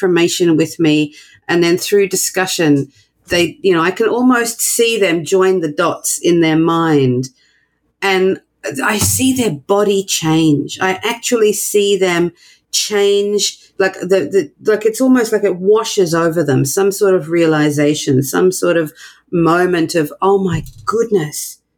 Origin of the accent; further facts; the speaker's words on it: Australia; now in New York, United States; I'm not American. I'm from Australia, but I live in New York